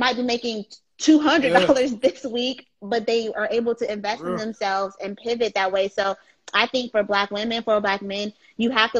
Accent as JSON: {"language": "English", "town": "Washington", "region": "District of Columbia", "country": "United States", "tie": "born or raised there", "said": "being born and raised in Washington, D.C. creates a different type of love for your Blackness"}